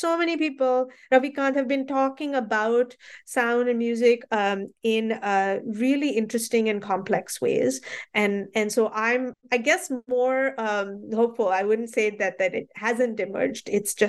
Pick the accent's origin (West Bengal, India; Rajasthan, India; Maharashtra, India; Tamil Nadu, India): Maharashtra, India; Mumbai; I grew up in Bombay, and the Bombay that I saw at that time, the Bombay that was becoming Mumbai